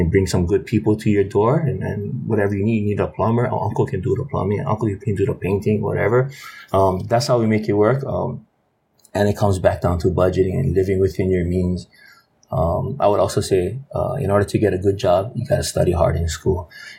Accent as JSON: {"language": "English", "region": "Hawaii", "country": "United States", "said": "And because we're from Hawaii, and because we're local and we're Hawaiian, right?"}